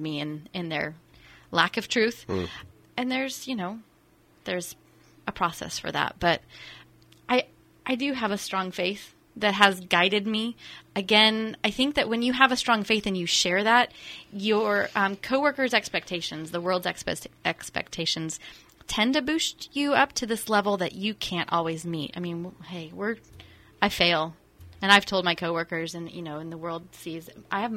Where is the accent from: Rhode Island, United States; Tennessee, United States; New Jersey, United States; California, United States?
California, United States; Santa Rosa; also born or lived in West Los Angeles, United States / St. Helena, United States; I grew up in Santa Rosa